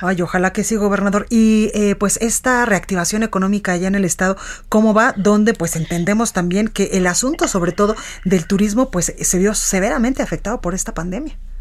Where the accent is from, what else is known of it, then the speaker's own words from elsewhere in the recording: Mexico; como mexicanos